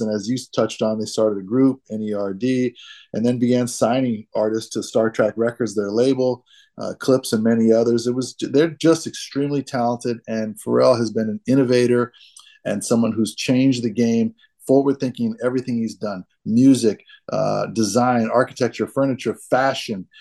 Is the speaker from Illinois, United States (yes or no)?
no; Boston, Massachusetts, United States; in Boston, I was born under a piano